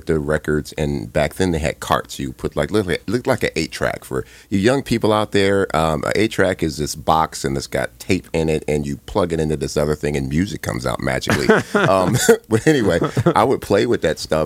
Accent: Compton, California, United States; I was born and raised in Compton

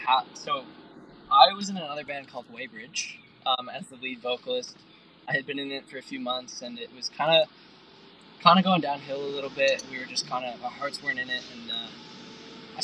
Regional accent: Canada; now in Melbourne, Australia; because I'm Canadian

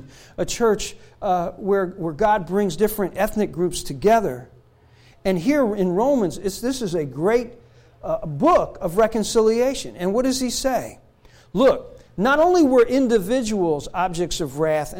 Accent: Newark, New Jersey, United States; a Gentile, growing up in Newark, New Jersey, living in the projects

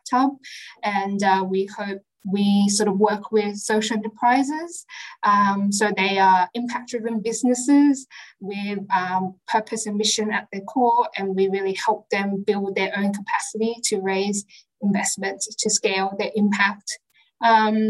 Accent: Sydney, New South Wales, Australia; I grew up in Western Sydney all my life.

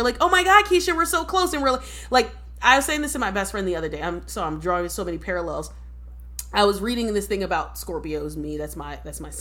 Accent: United States; I'm an American born black person

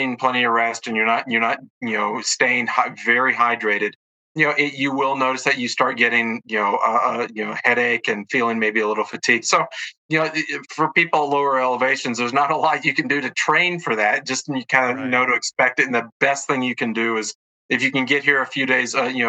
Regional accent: Alabama, United States; moved away as an adult; now in Colorado, United States; I come from Alabama, grew up there and went to school there

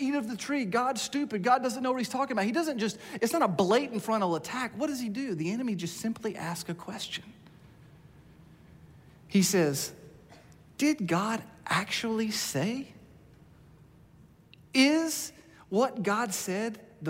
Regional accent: United States; being an American today in our culture

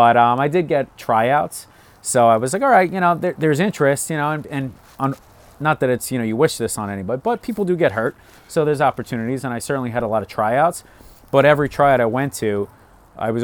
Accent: New York City, New York, United States; moved away; also born or lived in Manalapan, New Jersey; I grew up in Staten Island, playing ball there.

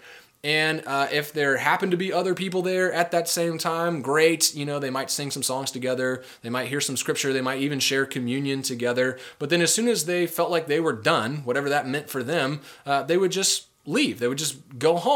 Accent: United States; we're modern American people

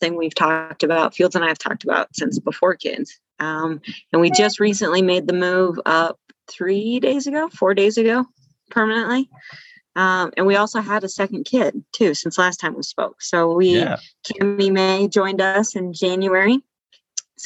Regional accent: Steamboat Springs, Colorado, United States; born or raised there; moved away

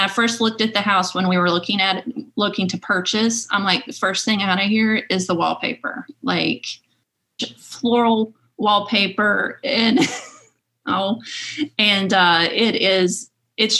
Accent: Rocky Mount, Virginia, United States; moved away; I was born and raised in Franklin County and in Rocky Mount

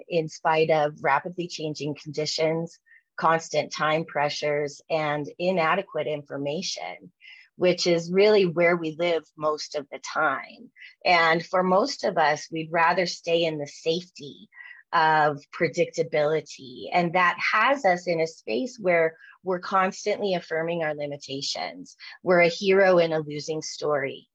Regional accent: Jackson, Wyoming, United States; now in Denver, United States; I grew up in Jackson Hole, Wyoming, and in the 70s and 80s.

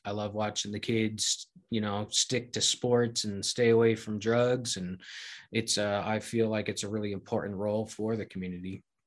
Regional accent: Connecticut, United States; moved away as an adult; now in Gunnison, United States; moved back to where I grew up in Connecticut.

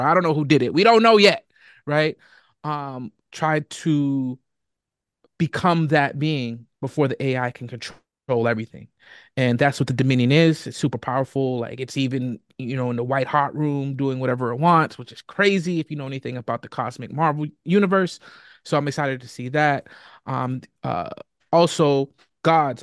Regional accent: Boston, Massachusetts, United States; I was born and raised in Boston

